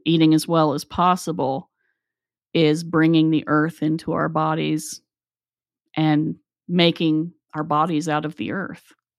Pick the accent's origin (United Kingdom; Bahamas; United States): United States; Appalachia; we grew up in Appalachia